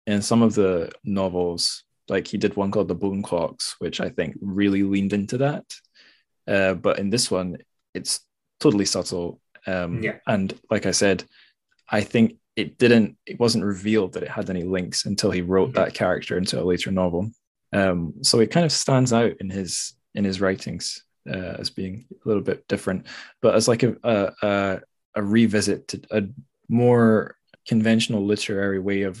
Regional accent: Scotland, United Kingdom; although I'm not English, but definitely middle class angst, I definitely felt growing up in Scotland.

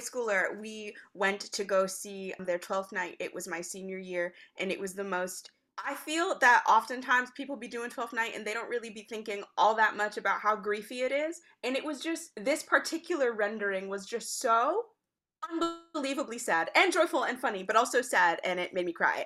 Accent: Boston, Massachusetts, United States; also born or lived in Long Island; now in Brooklyn, United States; I grew up in Boston

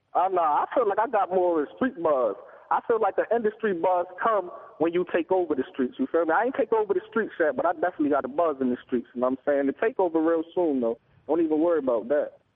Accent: East Hartford, Connecticut, United States; I'm an artist from Hartford, Connecticut, East Hartford

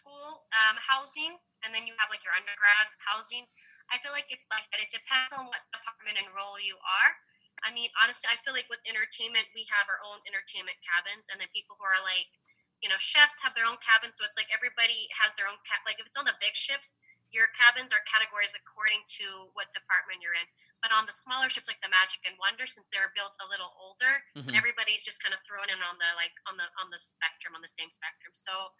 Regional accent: Philippines; I'm Filipino

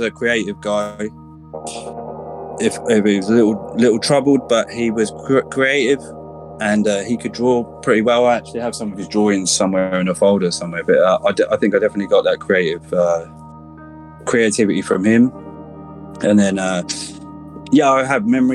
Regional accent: Ipswich, East of England, United Kingdom; I'm originally from Ipswich, a town in Suffolk, which is in the sort of east of England, southeast, about an hour away from London on a train. I grew up here

